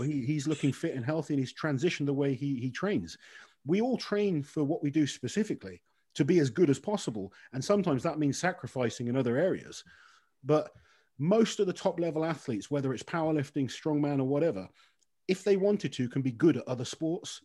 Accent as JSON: {"language": "English", "country": "United Kingdom", "said": "as a British athlete"}